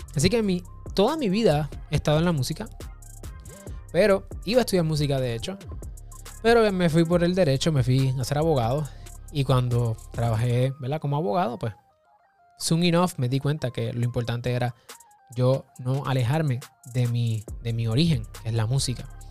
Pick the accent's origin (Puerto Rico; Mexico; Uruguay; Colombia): Puerto Rico; mi país, Puerto Rico